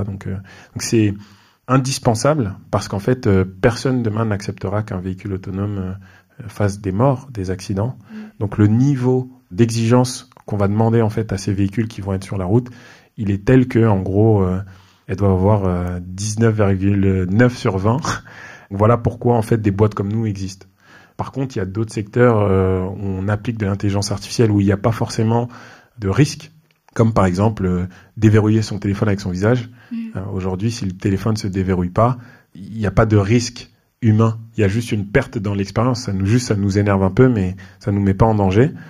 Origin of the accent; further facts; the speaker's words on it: Mantes-la-Jolie, Île-de-France, France; je suis un quelqu'un qui a grandi dans les Yvelines, près de Mantes-la-Jolie